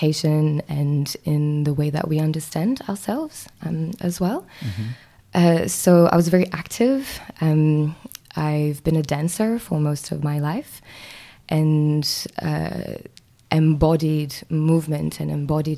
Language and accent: English; Mauritius; moved away as an adult; now in New Zealand; I am from Mauritius, which is a small island in the Indian Ocean